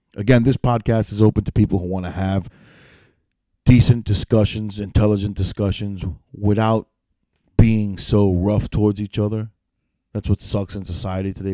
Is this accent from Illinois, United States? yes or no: no; New York City, New York, United States; now in upstate New York, United States; I'm originally from New York City.